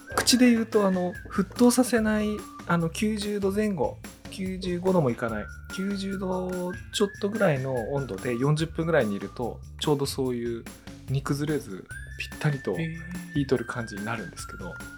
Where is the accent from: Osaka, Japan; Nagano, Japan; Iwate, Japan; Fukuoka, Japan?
Iwate, Japan; 僕あの岩手出身なんですけど